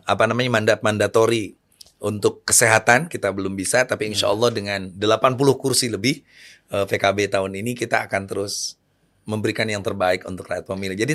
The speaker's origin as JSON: {"language": "Indonesian", "town": "Majalengka", "region": "West Java", "country": "Indonesia", "said": "Di daerah saya, di daerah Lebah Sugih. Majalengka."}